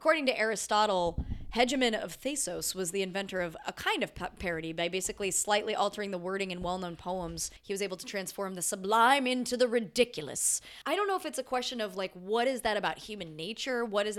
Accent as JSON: {"language": "English", "country": "United States", "said": "being American, being like one of the primary contributors to the problem"}